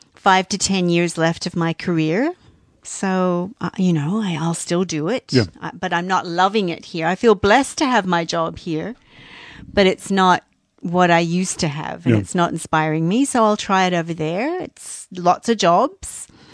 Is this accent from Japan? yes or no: no; Australia; now in British Columbia, Canada; I've lived here now longer than what I really? Lived, even though I was born in Australia.